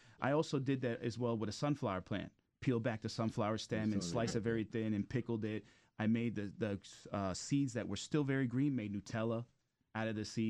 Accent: Miami, Florida, United States; moved away; also born or lived in New York; I'm from Miami. My grandmother's Cuban. I lived in Cayocho in Miami, 8th Avenue. But Miami's like home for me.

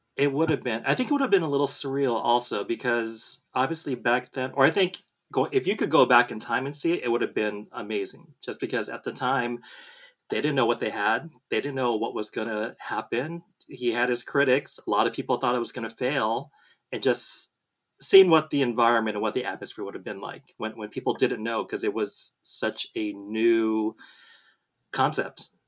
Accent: Southern California, United States; I was born and raised in Southern California

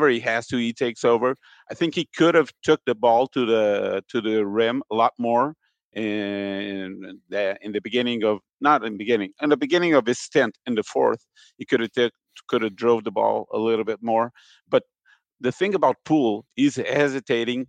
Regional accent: Portugal; now in Brazil; I'm from Portugal.

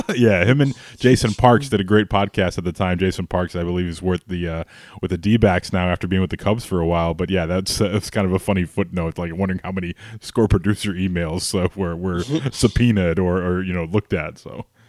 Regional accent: Chicago, Illinois, United States; growing up in Chicago

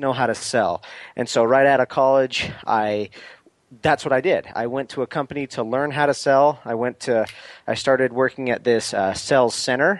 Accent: Salt Lake City, Utah, United States; So I'm originally from Salt Lake City, Utah

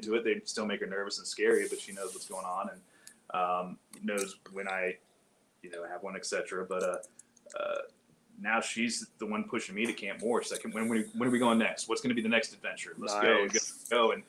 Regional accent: Panama City, Florida, United States; I grew up in Panama City, Florida, it's a beautiful place. My father was Air Force at the time

